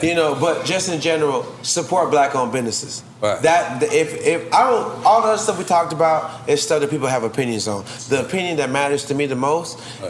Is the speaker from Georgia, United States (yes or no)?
yes; Atlanta, Georgia, United States; I'm from Atlanta